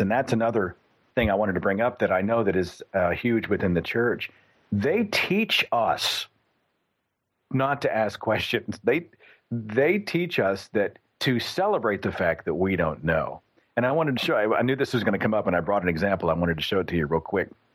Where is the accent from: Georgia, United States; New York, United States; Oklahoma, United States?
Oklahoma, United States; in Oklahoma, which is my home state, there's a church on every half block